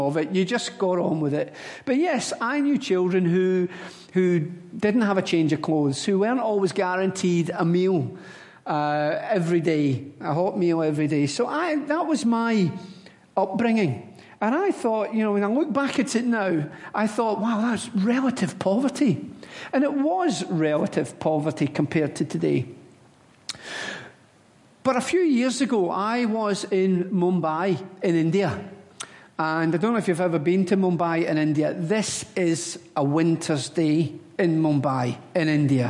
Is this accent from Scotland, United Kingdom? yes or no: yes; Glasgow, Scotland, United Kingdom; moved away; I was born in the Gorbals and I went to school in the Gorbals